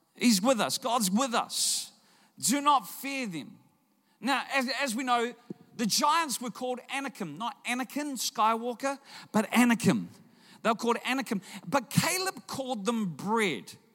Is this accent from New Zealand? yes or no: yes; Auckland, New Zealand; I'm from Auckland